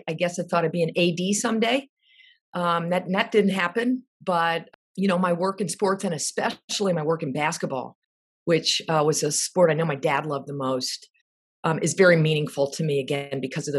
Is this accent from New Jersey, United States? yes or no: yes; New Jersey, United States; moved away as an adult; also born or lived in Charlottesville, Virginia; I looked south growing up in Jersey. I wanted to be someplace warmer.